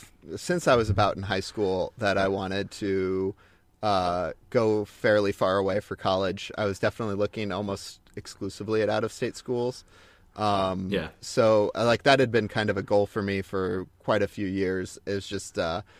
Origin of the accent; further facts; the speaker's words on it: Joplin, Missouri, United States; But I grew up mostly in Joplin, Missouri. That's where we spent the majority of my childhood, which is in the southwest corner of Missouri